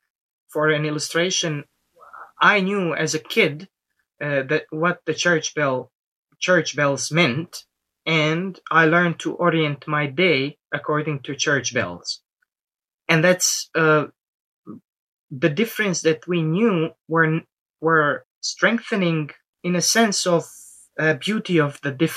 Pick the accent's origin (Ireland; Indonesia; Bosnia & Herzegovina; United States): Bosnia & Herzegovina; Srebrenica, Republika Srpska; moved away; I'm a genocide survivor from Srebrenica, which is a city in eastern Bosnia.